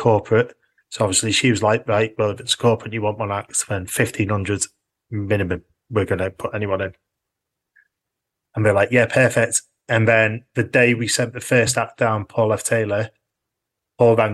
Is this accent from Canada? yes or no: no; Orrell/Orton, North West England, United Kingdom; born or raised there; moved away as an adult; also born or lived in Manchester